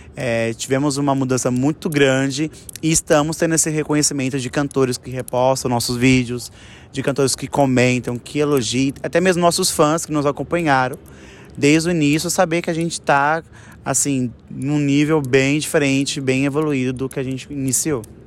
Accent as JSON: {"language": "Portuguese", "region": "São Paulo", "country": "Brazil", "said": "Todos nós somos do mesmo bairro, da Zona Oeste de São Paulo"}